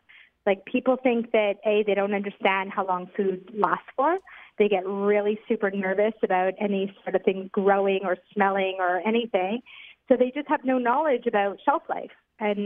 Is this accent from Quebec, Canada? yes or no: yes; Montreal, Quebec, Canada; moved away as an adult; now in Ra'anana, Israel; I'm from Montreal. I'm 48, the mother of three boys, and have been living in Ranat for the past 5 years.